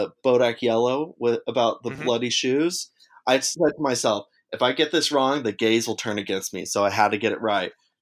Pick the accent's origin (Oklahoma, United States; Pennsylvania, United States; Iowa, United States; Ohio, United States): Oklahoma, United States; Mustang; now in Chicago, United States; I'm from Mustang, Oklahoma, but I do live in Chicago now